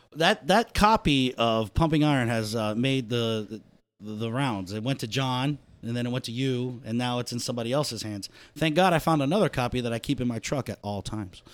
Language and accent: English; New Jersey, United States; I was born in Jersey